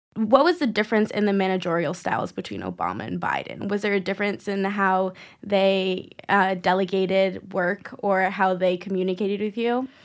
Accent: New York, United States; I grew up in New York

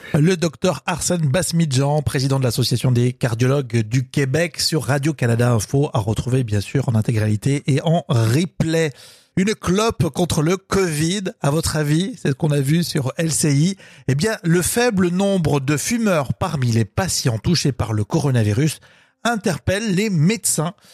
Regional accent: France; chez nous en Europe et en France

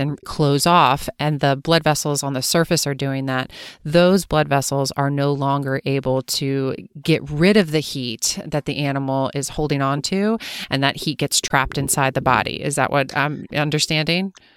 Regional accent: Pennsylvania, United States; now in Los Angeles, United States; growing up in Pennsylvania

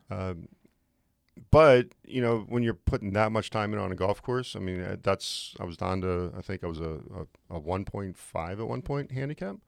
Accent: just outside of Pittsburgh, Pennsylvania, United States; born or raised there; moved away as an adult; also born or lived in Lake Tahoe, California / Florida / Ohio; now in Great Falls, United States

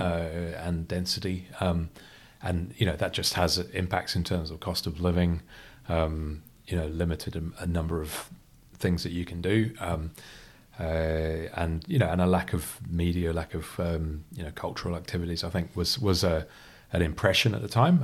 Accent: United Kingdom; also born or lived in Freetown, Sierra Leone; I grew up in the, the U K. You can tell from the accent

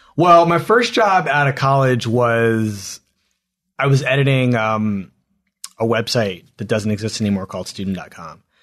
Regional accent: Philadelphia, Pennsylvania, United States; I grew up in Philadelphia

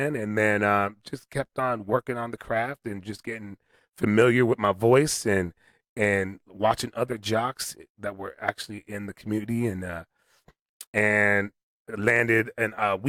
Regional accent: Southern California, United States; moved away as an adult; also born or lived in Toronto, Canada; now in Las Vegas, United States; I grew up playing soccer in Southern California

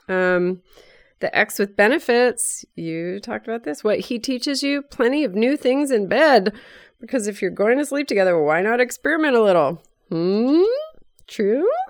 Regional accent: Bay Area, California, United States; our same circles of, uh, growing up in the Bay Area

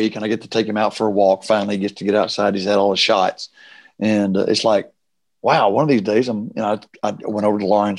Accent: Odessa, Texas, United States; moved away as an adult; also born or lived in Dallas; now in Nashville, United States; we were raised out in Odessa

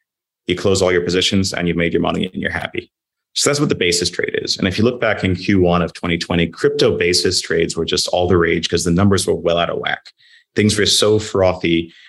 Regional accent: London, United Kingdom; now in -; But as you said, I'm a Londoner. I want things to get back to normal.

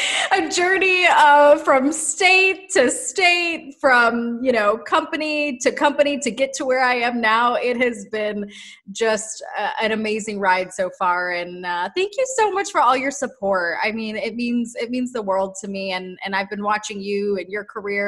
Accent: Detroit, Michigan, United States; moved away as an adult; also born or lived in Syracuse / Chicago; I'm from Detroit originally

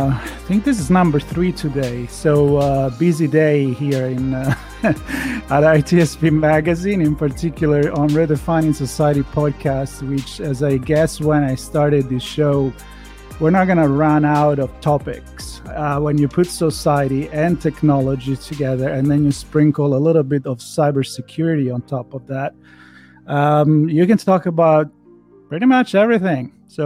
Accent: Florence, Tuscany, Italy; now in United States; me, even if I've been living in the U.S. for such a long time, I'm from Florence, Italy, European, and when I go over there

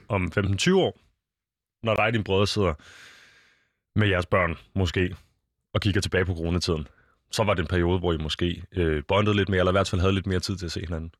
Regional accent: Denmark; Vi er danskere

